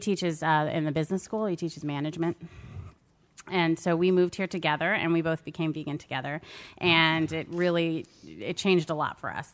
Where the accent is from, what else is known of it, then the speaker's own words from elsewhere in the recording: Maryland, United States; I'm from Maryland